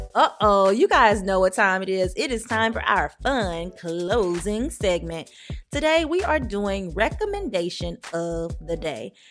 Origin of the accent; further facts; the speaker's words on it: the South, United States; as a Black child growing up in the South